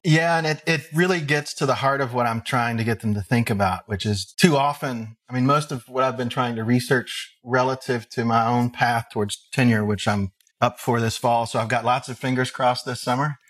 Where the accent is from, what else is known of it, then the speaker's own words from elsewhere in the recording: Henderson, Kentucky, United States; I grew up in Henderson, Kentucky, which is only about an hour and a half, maybe two hours from Columbus.